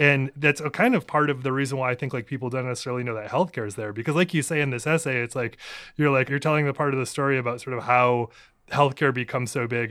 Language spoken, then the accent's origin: English; Maine, United States; moved away; I'm originally from Maine